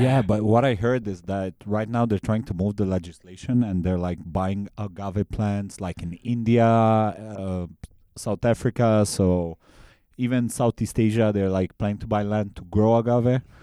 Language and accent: English; Transylvania, Romania; now in Bangkok, Thailand; I'm from Transylvania, Romania